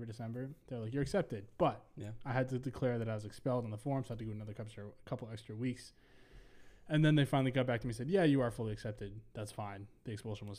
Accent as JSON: {"language": "English", "region": "Minnesota", "country": "United States", "also_born_or_lived": "Ohio", "said": "I'm from Minnesota"}